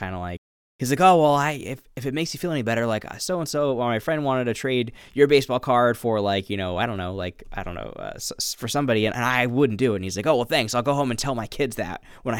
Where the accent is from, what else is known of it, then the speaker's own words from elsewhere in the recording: Reading, Pennsylvania, United States; You know, I grew up in Reading, Pennsylvania, which has